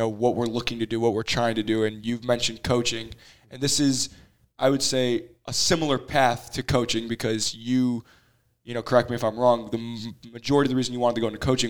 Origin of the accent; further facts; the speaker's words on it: Chicago, Illinois, United States; being a Chicago guy